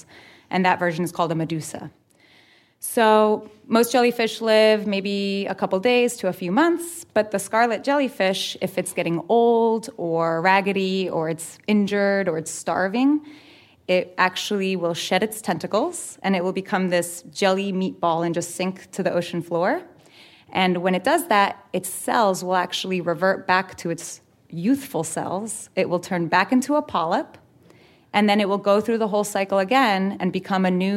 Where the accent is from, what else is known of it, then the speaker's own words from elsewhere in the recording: New Jersey, United States; I'm a middle school science teacher from New Jersey